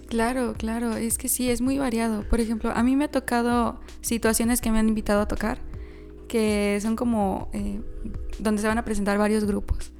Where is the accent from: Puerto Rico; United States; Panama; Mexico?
Mexico; San Luis Potosí; somos conocidos los potosinos